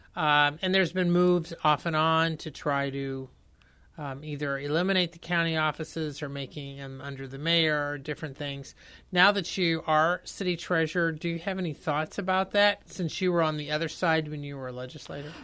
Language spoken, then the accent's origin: English; Indiana, United States; I'm from Indiana